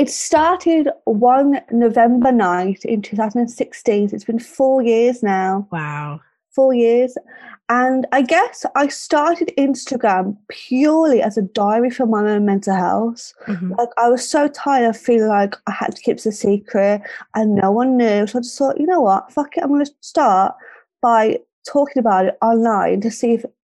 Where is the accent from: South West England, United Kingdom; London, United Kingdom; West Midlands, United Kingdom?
West Midlands, United Kingdom; Birmingham; accent: Brummie; I'm 27 from Birmingham.